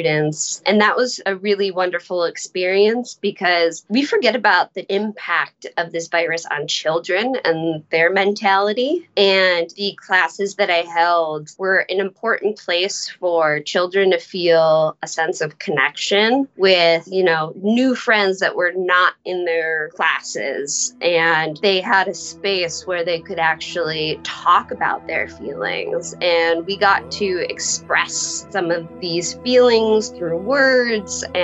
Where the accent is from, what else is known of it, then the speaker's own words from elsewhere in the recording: United States; now in New York City, United States; I went to my hometown